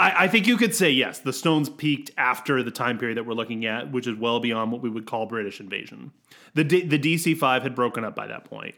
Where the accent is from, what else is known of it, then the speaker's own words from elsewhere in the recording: United States; I'm American